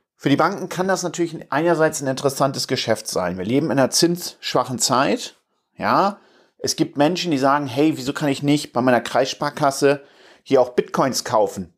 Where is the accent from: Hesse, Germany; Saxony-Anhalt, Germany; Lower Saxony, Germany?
Lower Saxony, Germany; Stade; now in Hamburg, Germany; wir kommen da jetzt ja aus Stade, äh, meine Frau und ich